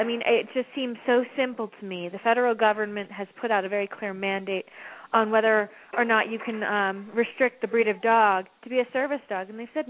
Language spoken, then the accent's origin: English; Maryland, United States; I'm from Maryland